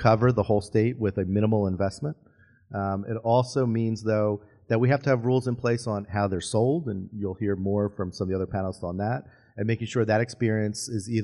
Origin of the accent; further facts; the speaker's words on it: Hamilton, New Jersey, United States; Hamilton, my hometown